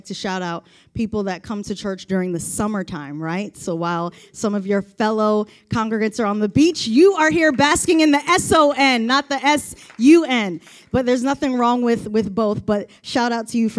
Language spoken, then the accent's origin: English; Baltimore, Maryland, United States; I've been living in Baltimore, growing up in Baltimore